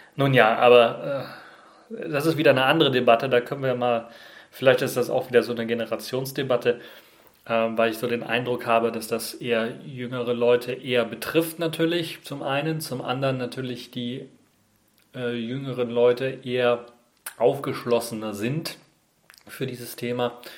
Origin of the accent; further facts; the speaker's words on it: Germany; bei uns in Deutschland